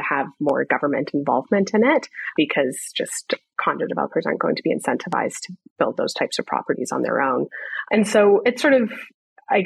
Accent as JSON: {"language": "English", "town": "Toronto", "region": "Ontario", "country": "Canada", "tie": "born or raised there", "said": "born and raised in Toronto"}